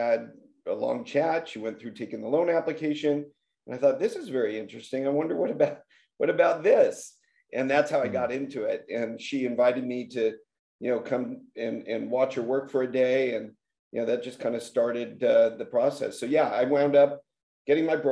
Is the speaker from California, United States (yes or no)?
yes; Los Angeles, California, United States; I grew up in the San Fernando Valley